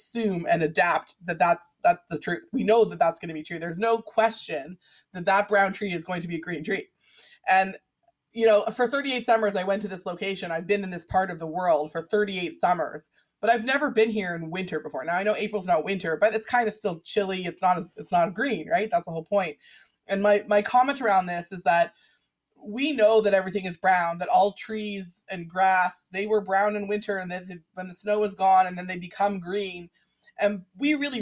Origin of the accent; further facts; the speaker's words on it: Vancouver, British Columbia, Canada; my own 80s growing up in Vancouver